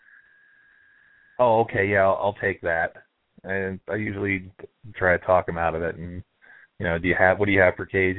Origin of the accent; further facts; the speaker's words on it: Florida, United States; moved away; I'm also from Florida originally, and I moved up here